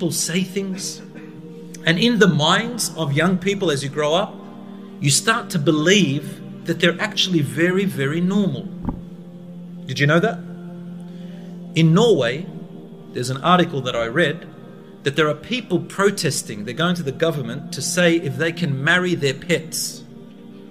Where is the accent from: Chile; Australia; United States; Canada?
Australia; I'm from Australia